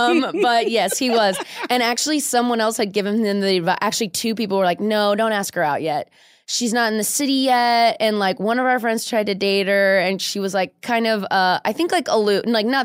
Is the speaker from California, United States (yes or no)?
yes; Orange County, California, United States; also born or lived in New York; now in Los Angeles, United States; when I moved to back to California, I'm from Orange County.